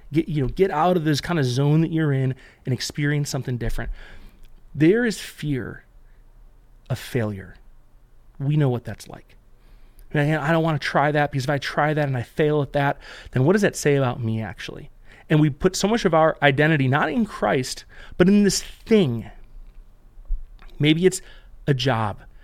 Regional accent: Buffalo, New York, United States; We grew up in Buffalo

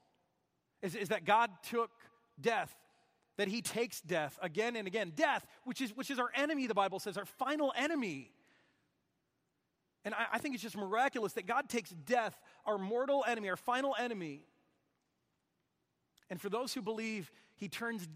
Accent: Michigan, United States; moved away; someone I grew up with back in Michigan

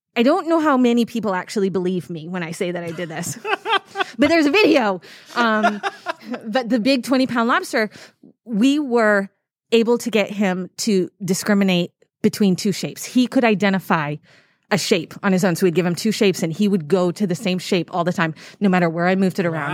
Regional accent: Massachusetts, United States; also born or lived in Dubai; now in Saint Louis, United States; I grew up in Massachusetts, but I was about an hour and a half away from the ocean

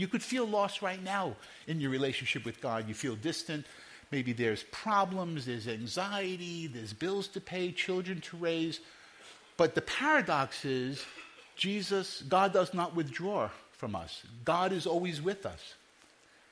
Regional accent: New York City, New York, United States; I grew up in Brooklyn and Queens

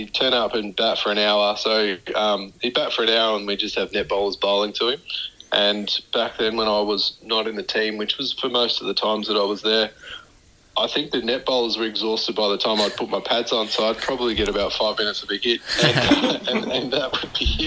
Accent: Shepparton, Victoria, Australia; my hometown was Shepparton

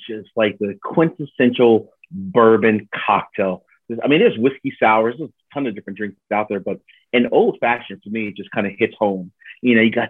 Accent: New Jersey, United States; also born or lived in Cincinnati, Ohio (family); I grew up in Jersey

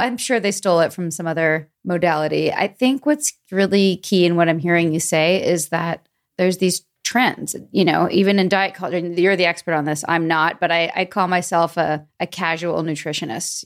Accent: Vancouver, British Columbia, Canada; now in Atlanta, United States; Born and raised in Vancouver

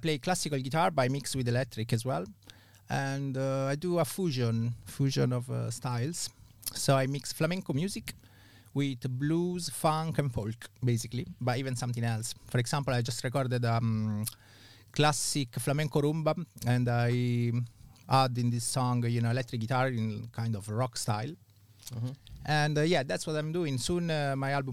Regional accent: Rome, Lazio, Italy; English is a second language; moved away as an adult; also born or lived in Manchester, England; now in London, United Kingdom; I'm from Italy, from Rome.

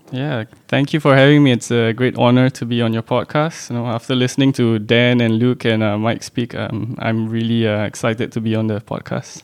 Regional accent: Singapore; born and bred in Singapore

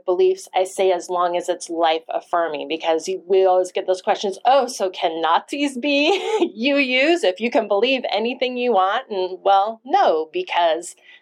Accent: Monmouth, Oregon, United States; I grew up from age 4 in a small town called Monmouth in Oregon

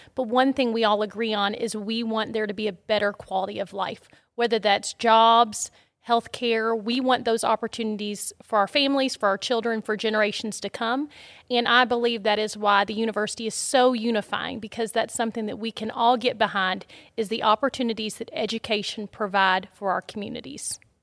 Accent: Shelbyville, Kentucky, United States; I grew up in Shelbyville, Kentucky, so not too far down the road

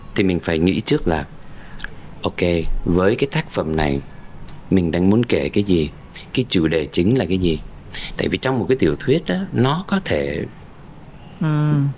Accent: United States; moved away as an adult; now in Vietnam; một người mà sinh ra và lớn lên ở Mỹ

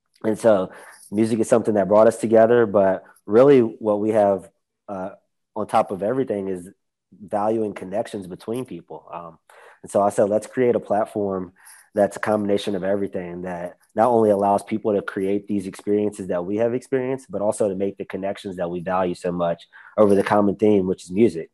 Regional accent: Roanoke, Virginia, United States; now in Charlotte, United States; I grew up in Roanoke, Virginia

